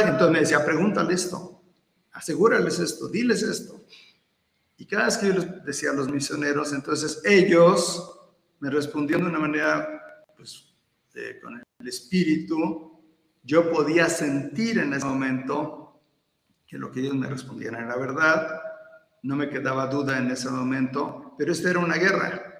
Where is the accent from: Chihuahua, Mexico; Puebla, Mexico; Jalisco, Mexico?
Puebla, Mexico; Atlixco; also born or lived in Veracruz / Querétaro; la mayor parte de mi vida la, la, crecí aquí en, Atlisco y después ya me, me fui a otros lugares, pero nuevamente estoy aquí en Atlisco.